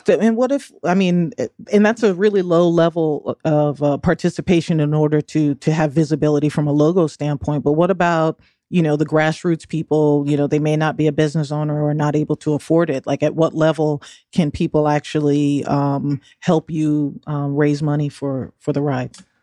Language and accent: English; the North, United States; I'm a Northerner